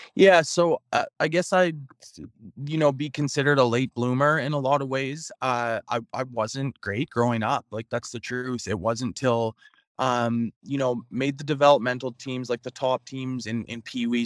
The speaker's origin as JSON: {"language": "English", "town": "Prince Albert", "region": "Saskatchewan", "country": "Canada", "tie": "born or raised there", "said": "played those two seasons in in my hometown of Prince Albert"}